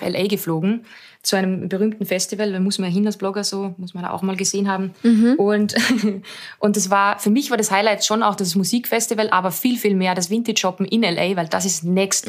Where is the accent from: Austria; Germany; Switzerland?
Austria; für mich als Österreicherin